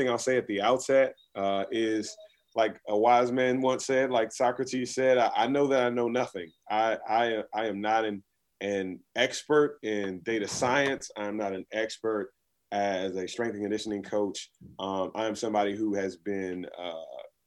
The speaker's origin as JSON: {"language": "English", "town": "Washington", "region": "District of Columbia", "country": "United States", "tie": "born or raised there", "said": "I was born and raised in Washington, D.C."}